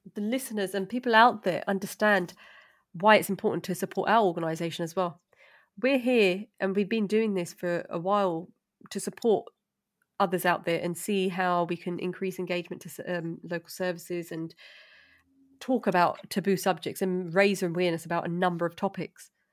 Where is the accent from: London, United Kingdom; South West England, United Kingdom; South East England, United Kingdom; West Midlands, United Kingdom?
London, United Kingdom; I'm from East London